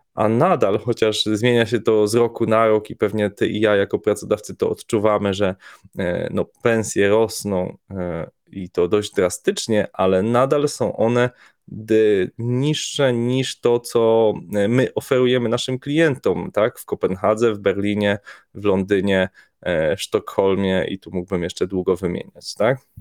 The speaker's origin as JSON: {"language": "Polish", "country": "Poland", "said": "jesteśmy grupą chłopaków z Polski"}